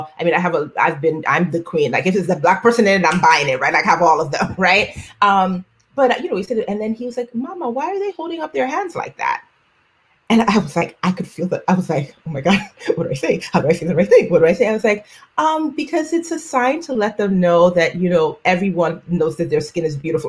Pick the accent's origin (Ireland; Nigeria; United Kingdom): Nigeria; first language Yoruba; English is a second language; I am a Black woman, I am Nigerian